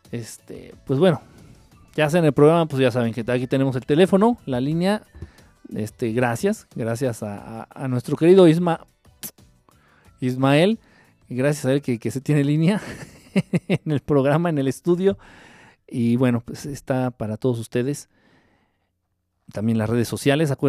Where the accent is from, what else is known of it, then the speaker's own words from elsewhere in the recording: Argentina; accent: Argentine; ya te voy a llamar así, escuchas mi acento argentino. A mí me encanta.